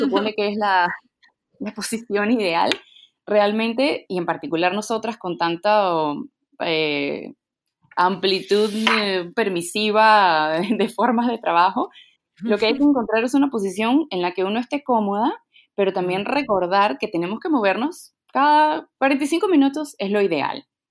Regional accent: Venezuela; moved away as an adult; also born or lived in Peru; now in Lima, Peru; Nací en Perú, viví en Venezuela

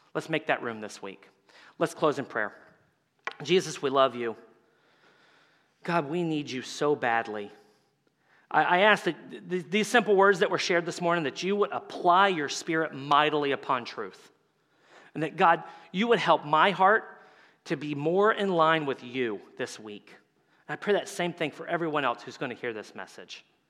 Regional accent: Tampa Bay area, Florida, United States; I'm from the Tampa Bay area, so the Tampa Bay Lightning are my team

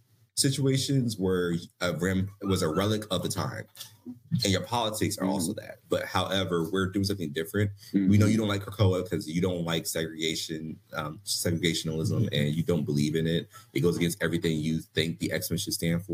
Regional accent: Philadelphia, Pennsylvania, United States; I'm from Philly

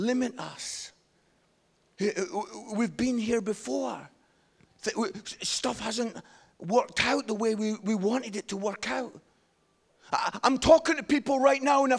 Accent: Scotland, United Kingdom; I'm Scottish

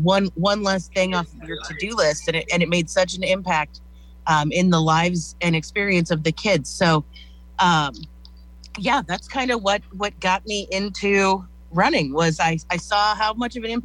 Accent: Plattsmouth, Nebraska, United States; I grew up in Plattsmouth

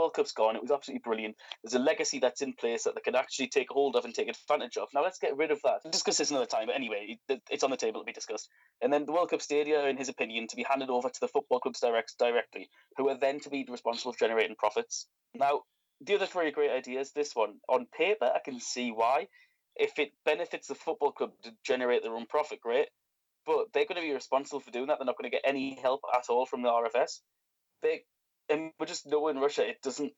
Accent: England, United Kingdom; myself as an English football fan

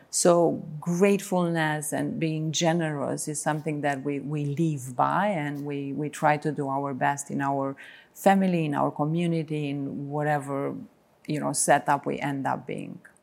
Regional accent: Romania; moved away as an adult; also born or lived in Bucharest; as soon as I came to Bucharest from Reila, where, where I was born, at nineteen

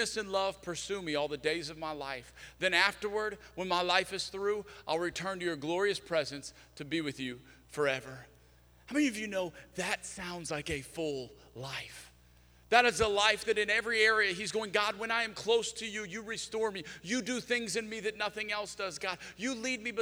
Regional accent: South Louisiana, United States; moved away; I'm from South Louisiana

